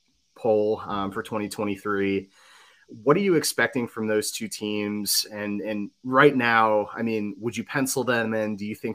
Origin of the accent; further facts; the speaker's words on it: Albany, New York, United States; I grew up in Albany